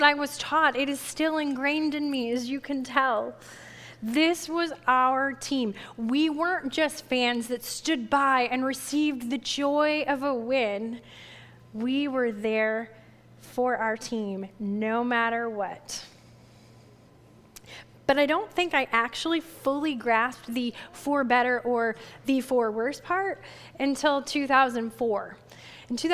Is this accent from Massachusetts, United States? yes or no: yes; the Berkshires, western Massachusetts, United States; also born or lived in North Shore of Boston / South Shore, Massachusetts / southern Maine; far western Massachusetts where I grew up out in the Berkshires